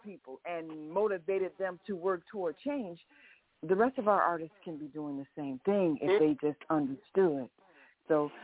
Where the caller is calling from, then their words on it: Chicago, Illinois, United States; calling from Chicago